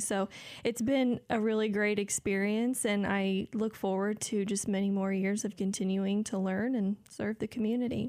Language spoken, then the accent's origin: English; Decatur, Illinois, United States; I'm from here in Decatur